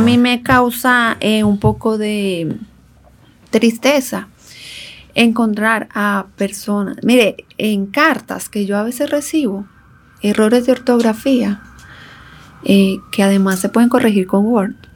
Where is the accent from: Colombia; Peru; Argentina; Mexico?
Colombia; moved away as an adult; now in Dominican Republic; yo soy orgullosamente colombiana, yo conozco mi territorio nacional